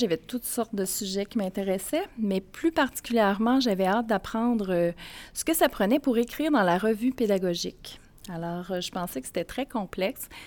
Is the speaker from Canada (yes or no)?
yes; Grand-Mère, Quebec, Canada; now in Baie-Comeau, Canada; je viens de Bécomo, mais j'habite là depuis quatre ans. Et initialement, je suis mauricienne, donc je suis née à Grand-Mère